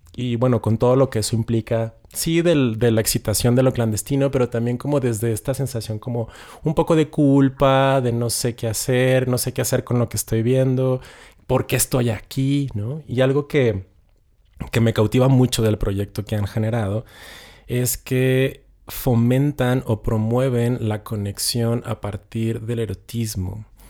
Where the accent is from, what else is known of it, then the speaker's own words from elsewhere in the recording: Ciudad Juárez, Chihuahua, Mexico; Yo soy de Ciudad Juárez